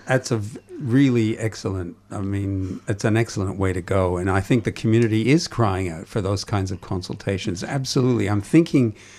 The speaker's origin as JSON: {"language": "English", "town": "Toronto", "region": "Ontario", "country": "Canada", "moved": "yes", "said": "as you can probably tell from my accent, I come from elsewhere. It's Toronto where I oh, was"}